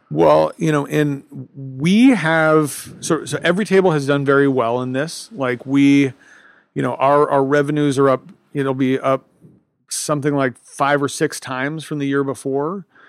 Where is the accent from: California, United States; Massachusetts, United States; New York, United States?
California, United States; Los Angeles; I'm an American from Los Angeles.